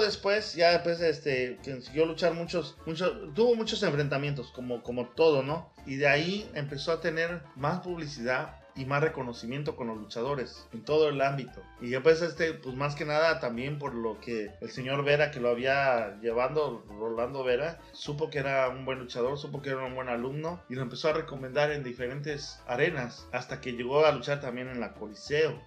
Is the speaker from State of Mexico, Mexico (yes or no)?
no; Huatusco, Veracruz, Mexico; moved away; also born or lived in Mexico City; yo nací en el DF, pero también me fui a Huatusco, Veracruz